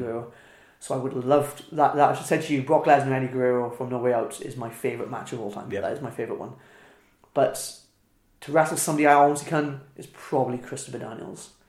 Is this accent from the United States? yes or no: no; Wales, United Kingdom; accent: Welsh; moved away as an adult; also born or lived in Midlands; moving out of Wales to the Midlands made me realise how Welsh I was